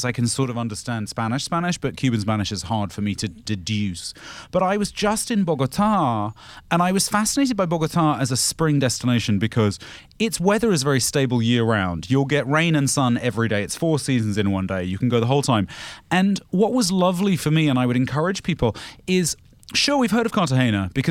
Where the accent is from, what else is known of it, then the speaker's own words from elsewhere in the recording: London, United Kingdom; moved away; I grew up in London